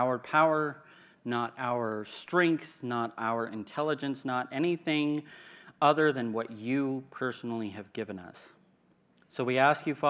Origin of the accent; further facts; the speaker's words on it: California, United States; moved away; I come from California